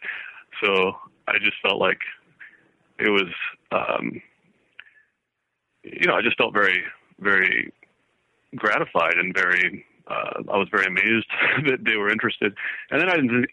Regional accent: Woodland Park, Colorado, United States; also born or lived in Kansas / Boulder, Colorado; I grew up outside Colorado Springs in a little town called Woodland Park

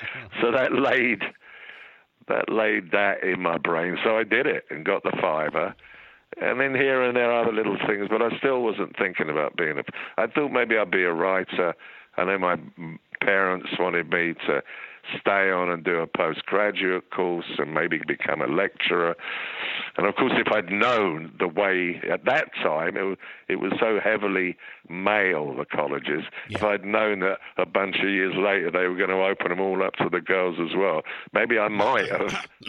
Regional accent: England, United Kingdom; being English schoolboys or students, the gay thing was not something... Well, we'd seen it lurking about in the schools

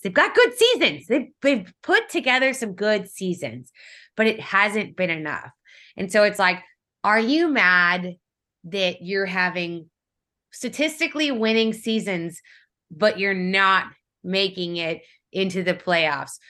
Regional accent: Kansas City, Missouri, United States; I grew up in Kansas City

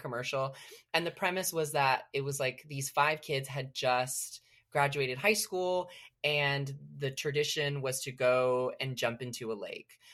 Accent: Selma, California, United States; moved away as an adult; also born or lived in Los Angeles, California; I grew up in Selma, California, so it's about three hours from L A.

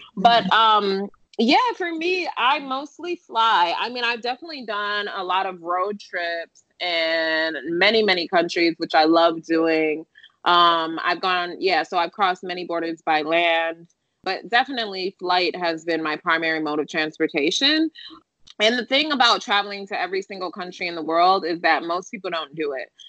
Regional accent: Detroit, Michigan, United States; moved away as an adult; also born or lived in Japan / London; I'm from Detroit, Michigan

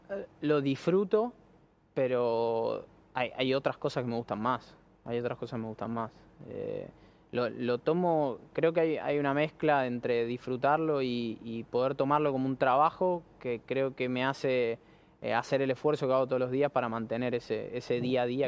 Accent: Argentina; soy muy argentino

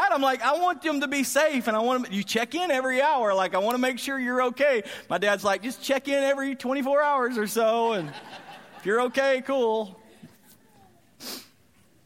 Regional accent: Graham, Texas, United States; I grew up in Graham, Texas, and I loved my area.

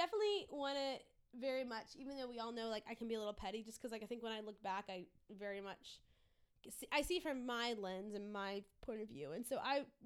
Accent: Louisiana, United States; I grew up in Louisiana.

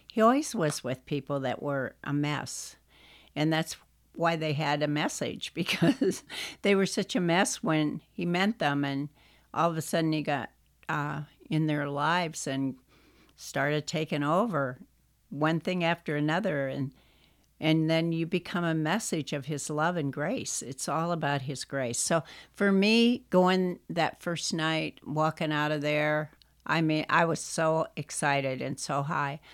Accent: Pennsylvania, United States; moved away; also born or lived in Wisconsin; when I was growing up in Pennsylvania

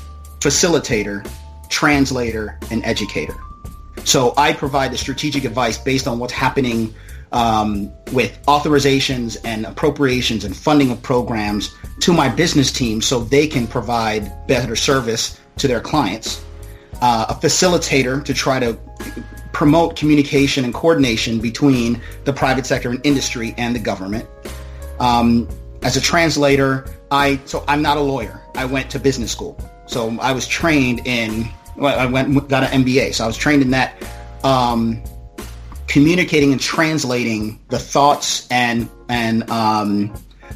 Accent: Maryland, United States; also born or lived in Jamaica; I was actually born in Jamaica, but my family came here in the 80s, and I grew up in Maryland and still reside in Maryland

